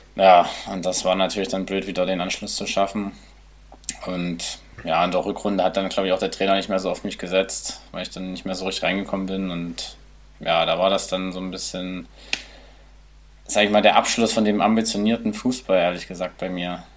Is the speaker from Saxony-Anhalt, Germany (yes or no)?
yes; Nebra, Saxony-Anhalt, Germany; also born or lived in Querfurt; mein Elternhaus steht in Nepra. Ähm, ja, manche kennen es vielleicht durch die Himmelscheibe im schönen Unstrutal. Und ähm, ja, da bin ich aufgewachsen bis eigentlich bis zur sechsten Klasse